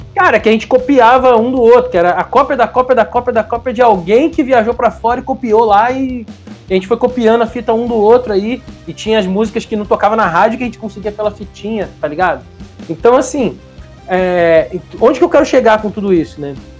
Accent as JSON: {"language": "Portuguese", "region": "Rio de Janeiro", "country": "Brazil", "moved": "yes", "lives_now": "São Paulo, Brazil", "said": "Eu sou do Rio de Janeiro, moro hoje em São Paulo"}